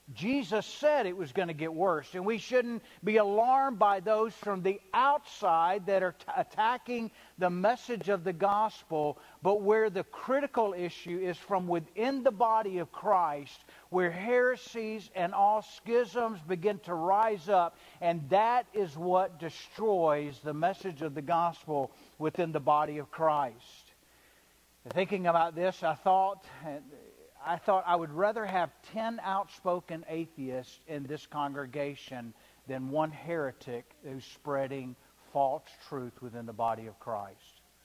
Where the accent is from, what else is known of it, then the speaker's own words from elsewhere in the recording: the South, United States; I'm a good old boy from the South, right? We say yes, ma'am, and we eat biscuits with gravy